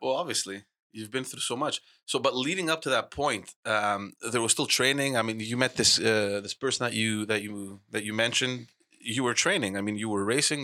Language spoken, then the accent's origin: English; Montreal, Quebec, Canada; I was brought up in Park X. I lived, uh, I mean, I was born in Park X